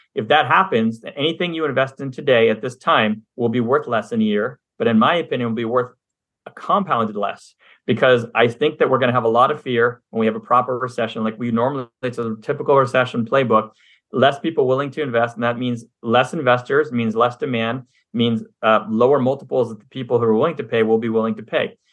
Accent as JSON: {"language": "English", "town": "Montreal", "region": "Quebec", "country": "Canada", "tie": "born or raised there", "moved": "yes", "lives_now": "United States", "said": "I'm originally from Montreal, Canada, grew up there for half my life, came down to the U S"}